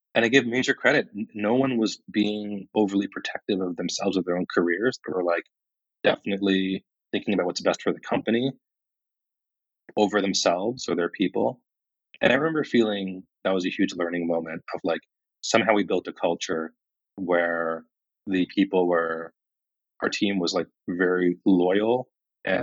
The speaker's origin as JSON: {"language": "English", "town": "Kingman", "region": "Arizona", "country": "United States", "tie": "born or raised there", "also_born_or_lived": "India", "moved": "as an adult", "said": "I really loved growing up in Kingman"}